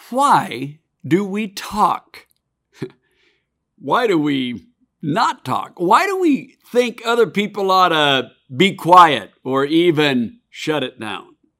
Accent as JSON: {"language": "English", "region": "Oregon", "country": "United States", "tie": "born or raised there", "said": "my home state of Oregon"}